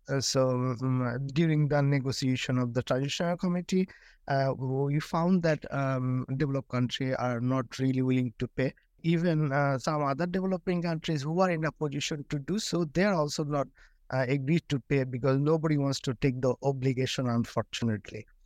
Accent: Bangladesh; I'm from Bangladesh, from one of the most vulnerable countries

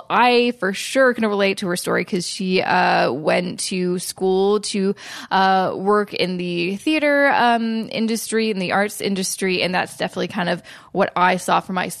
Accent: Vancouver, British Columbia, Canada; But so you're from Vancouver, and I'm from Vancouver, so that's pretty cool.

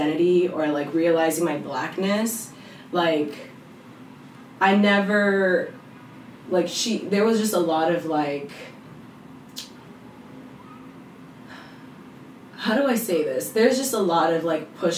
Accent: New York City, New York, United States; I did grow up with, like, the experiences of being a Black New Yorker. Growing up in the Bronx and everything with all of my friends.

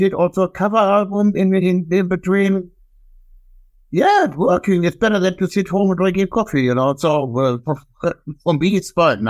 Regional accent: Wuppertal, North Rhine-Westphalia, Germany; From Germany, yes. I'm from Wuppertal.

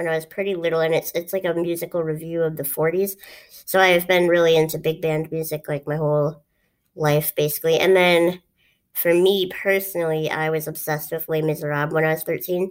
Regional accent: Duluth, Minnesota, United States; this is something that I grew up around, and I guess I've never really talked about it, is we did this thing in Duluth

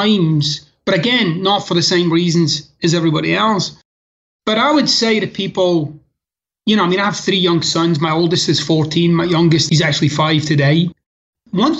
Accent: Scotland, United Kingdom; moved away as an adult; now in United States; growing up in Scotland and the neighborhood that I was raised

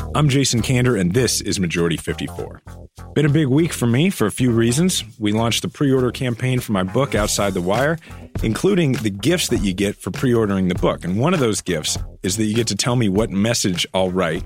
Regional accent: Kansas City, Missouri, United States; I'm running for mayor of my hometown of Kansas City

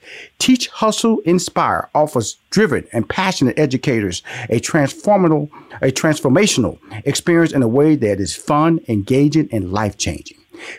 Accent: Houston, Texas, United States; I come from Houston, Texas, born in Fifth Ward.

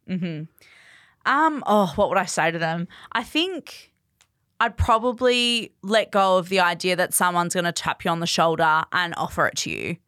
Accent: Perth, Western Australia, Australia; moved away as an adult; also born or lived in Bunbury; I grew up in Perth

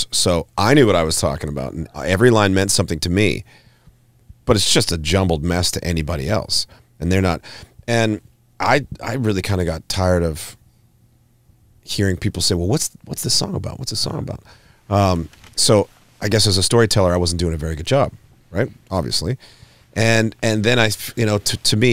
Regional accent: Hanna, Alberta, Canada; growing up in Hannah, and this is where I went to school

